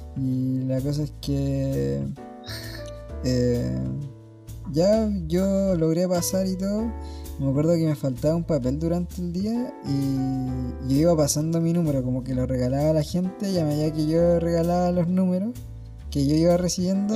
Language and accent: Spanish; Santiago, Santiago Metropolitan Region, Chile; Soy de Peñalolén